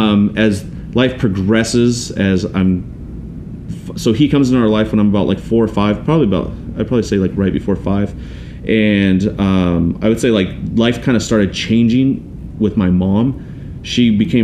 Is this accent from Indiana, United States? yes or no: no; Auburn, Washington, United States; also born or lived in Tacoma, Washington / Des Moines, Washington / Kent, Washington / Canada; I grew up in Auburn, Washington